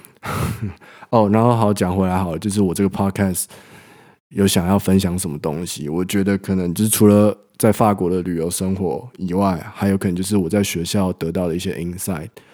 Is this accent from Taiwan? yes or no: yes; Taipei, Taiwan; moved away as an adult; now in France; 我本身就是台北长大的人